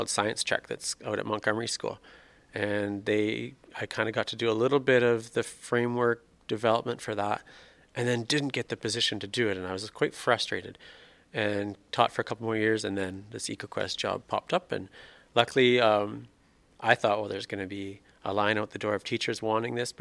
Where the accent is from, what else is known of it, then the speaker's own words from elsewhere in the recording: Swift Current, Saskatchewan, Canada; moved away as an adult; now in Saskatoon, Canada; I grew up in Swift Current